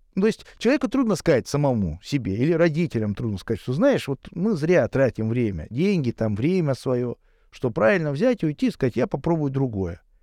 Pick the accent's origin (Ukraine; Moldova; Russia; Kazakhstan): Russia; Saint Petersburg; я живу в Петербурге, я коренной петербуржец